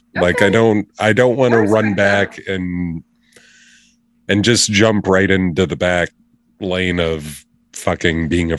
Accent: Chicago, Illinois, United States; born there; Like, I love Chicago. I was born outside Chicago. I like Wisconsin a fuck ton.

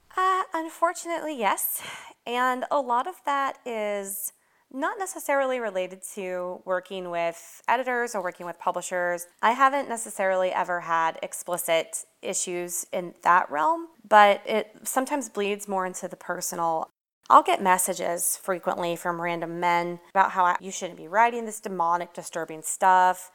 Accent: Atlanta, Georgia, United States; I grew up here. So even though I'm from Atlanta

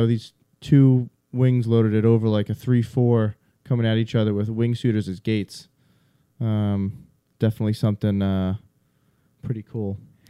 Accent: Northeast, United States; accent: funny accent; I talk fast. I'm from the Northeast. Sorry. Also, I have a funny accent.

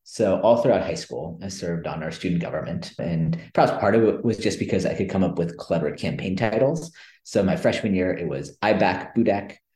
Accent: Silicon Valley Bay Area, California, United States; I grew up in the Silicon Valley Bay Area. So I grew up in the big tech boom

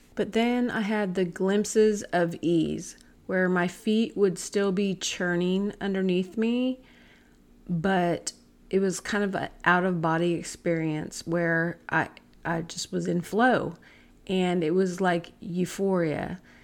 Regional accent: Lebanon, Oregon, United States; My hometown was Lebanon, Oregon

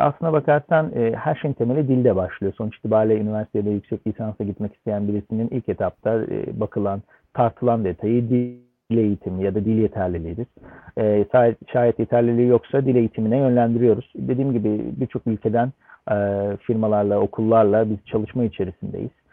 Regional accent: Istanbul, Turkey; moved away as an adult; also born or lived in London, United Kingdom; İstanbul doğumluyum.

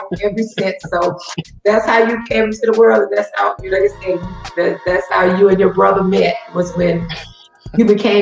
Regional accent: Mount Vernon, Alabama, United States; also born or lived in Whatley, Alabama; I grew up in Mount Vernon, Alabama

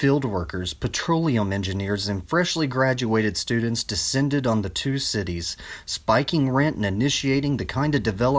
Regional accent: Abilene, Texas, United States; I grew up in Abilene, Texas, a town some consider to begin the geographic change from Central Texas to the flats of West Texas.

